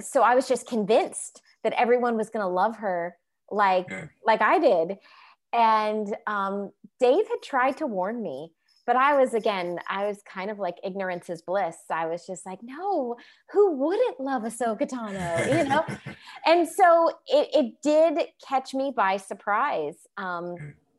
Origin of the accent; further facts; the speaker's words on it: Orlando, Florida, United States; moved away as an adult; also born or lived in Los Angeles; growing up in Orlando, Florida